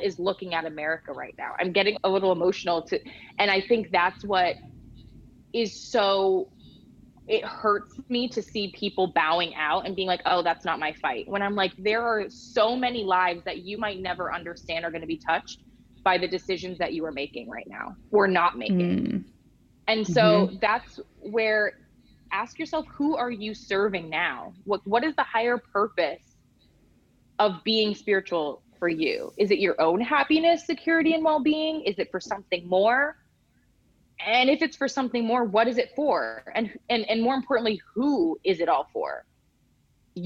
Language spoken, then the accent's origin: English; United States; moved away as an adult; now in Denmark; an American living abroad